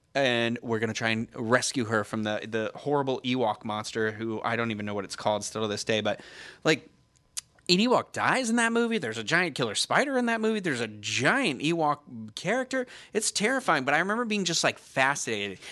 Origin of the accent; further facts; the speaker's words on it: Carver, Massachusetts, United States; my hometown of Carver, Massachusetts